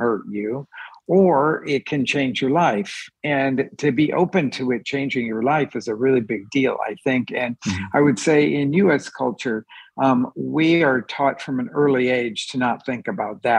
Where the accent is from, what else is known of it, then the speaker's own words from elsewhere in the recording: Oklahoma City, Oklahoma, United States; moved away as an adult; also born or lived in Mexico; now in Chicago, United States; I grew up in Oklahoma City in a barbecue restaurant